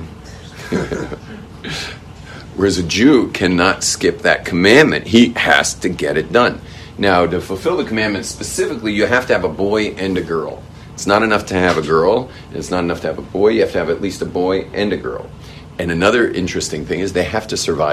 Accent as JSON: {"language": "English", "town": "Los Angeles", "region": "California", "country": "United States", "tie": "born or raised there", "said": "where I grew up in West"}